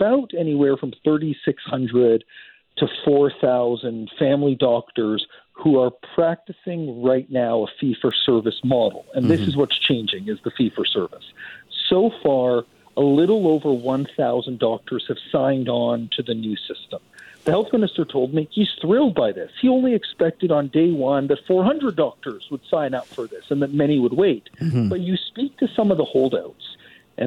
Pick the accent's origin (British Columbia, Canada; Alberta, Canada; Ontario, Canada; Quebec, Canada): British Columbia, Canada; So as British Columbians